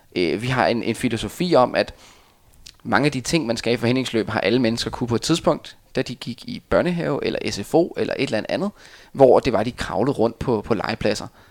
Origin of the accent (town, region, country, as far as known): Denmark